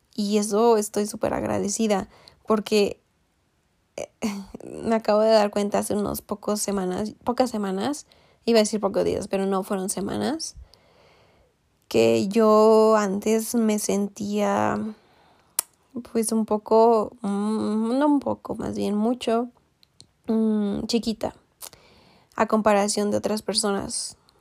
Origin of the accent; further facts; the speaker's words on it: Mexico; moved away as an adult; hasta que salí de México